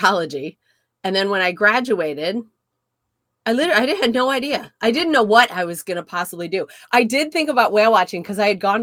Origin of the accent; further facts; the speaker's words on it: Indiana, United States; I grew up in Indiana